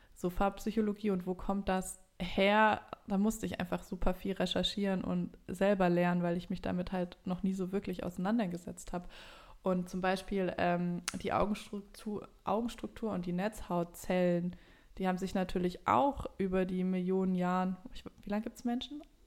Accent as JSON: {"language": "German", "country": "Germany", "said": "wir jetzt als Deutsche"}